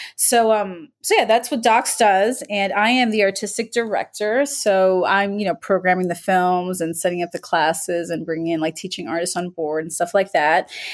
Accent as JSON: {"language": "English", "town": "Miami", "region": "Florida", "country": "United States", "tie": "born or raised there", "said": "I grew up in Miami"}